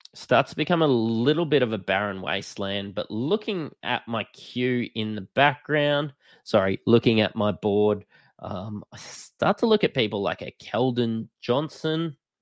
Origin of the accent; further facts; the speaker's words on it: Australia; I am an Australian